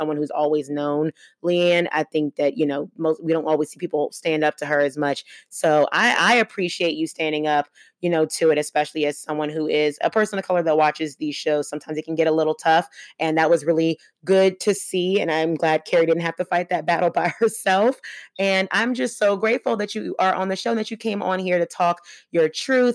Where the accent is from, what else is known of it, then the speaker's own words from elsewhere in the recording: Plano, Texas, United States; I did grow up in Dallas, in Plano specifically